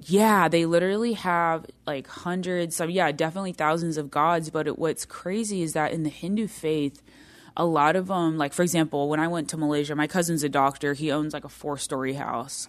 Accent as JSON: {"language": "English", "country": "United States", "said": "I'm American"}